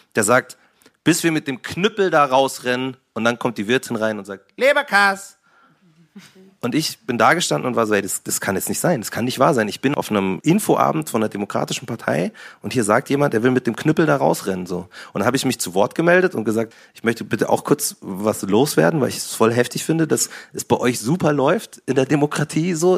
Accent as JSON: {"language": "German", "town": "Munich", "region": "Bavaria", "country": "Germany", "said": "bin ja Münchner, bin ja Bayern"}